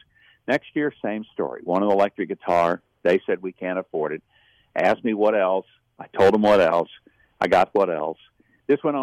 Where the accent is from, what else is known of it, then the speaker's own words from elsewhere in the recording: South Arkansas, United States; I grew up very poor in South Arkansas